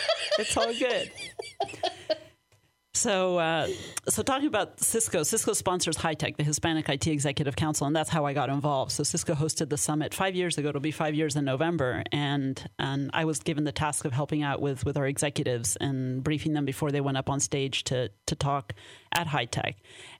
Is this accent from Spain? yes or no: yes; Spain; born there; also born or lived in Mexico; So, well, I'm half Danish, half Syrian, but I was born in Spain, and I lived in Mexico, too.